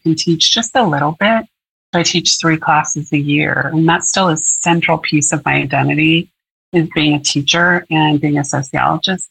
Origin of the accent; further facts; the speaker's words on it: Portland, Oregon, United States; I was born and raised in Portland, Oregon, and I've been here all my life